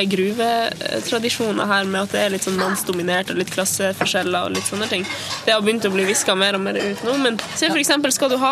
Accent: Tysfjord, Nordland, Norway; now in Longyearbyen, Svalbard; jeg er fra Tysfjord i Nordland.

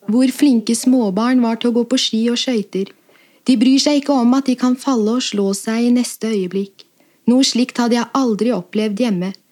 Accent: Pakistan; now in Norway; Hjemme i Pakistan er vi mer opptatt av hvordan barna skal vokse opp og bli gode borgere.

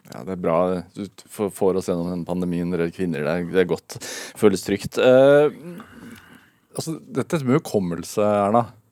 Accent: Sarpsborg, Østfold, Norway; jeg er fra Serp. Eller Sarpsborg

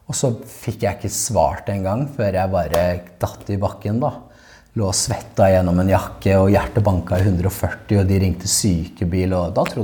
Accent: Sandnes, Rogaland, Norway; for oss som vil noe mer, så er det sånn Der jeg kommer fra, så er det på en måte ikke akseptert.

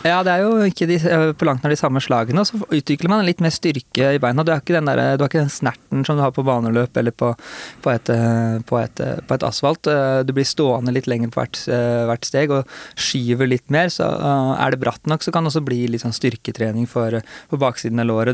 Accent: Hurdal, Akershus, Norway; lange grusveier, som, som det finnes mange av i Hurdal, der vi er fra

